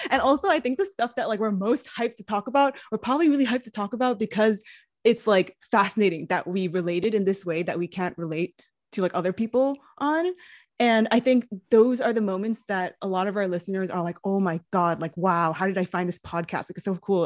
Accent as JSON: {"language": "English", "town": "New York City", "region": "New York", "country": "United States", "tie": "born or raised there", "said": "I also grew up in New York City"}